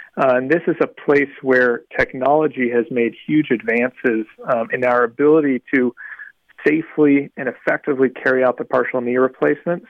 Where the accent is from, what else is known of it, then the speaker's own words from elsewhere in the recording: South Florida, United States; I grew up down here in South Florida